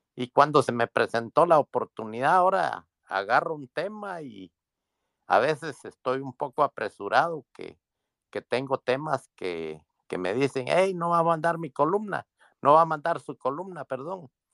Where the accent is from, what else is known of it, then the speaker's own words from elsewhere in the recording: Guatemala; moved away as an adult; now in Washington, United States; Yo, yo soy migrante, soy guatemalteco, vivo aquí en Washington.